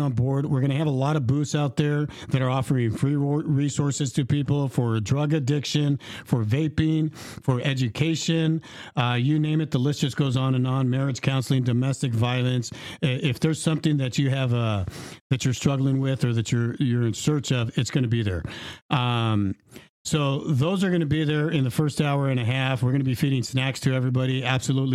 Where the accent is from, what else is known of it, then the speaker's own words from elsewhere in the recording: Dinuba, California, United States; I'm actually from Dinuba. I was born and raised here 50 years ago